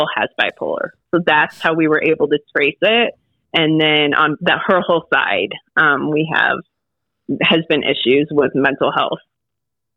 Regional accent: Southern California, United States; moved away as an adult; also born or lived in Des Moines, Iowa / Virginia; I moved from California, grew up in California, Southern California. Got dragged to Iowa, to Des Moines, Iowa

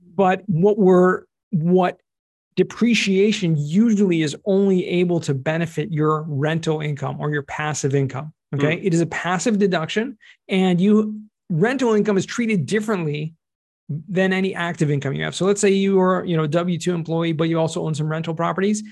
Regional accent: California, United States; moved away as an adult; now in Israel; originally right. from California

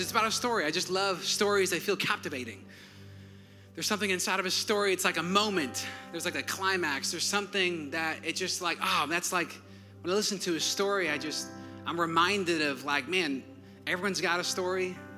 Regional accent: Wisconsin, United States; now in Georgia, United States; I'm from Wisconsin.

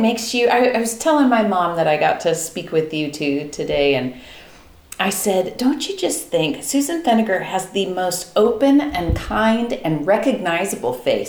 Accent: California, United States; also born or lived in all over the world; I'm from here

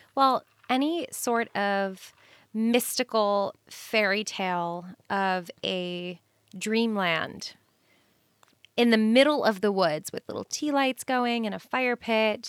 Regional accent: New York City, New York, United States; I'm from New York City and I am inundated with people all day

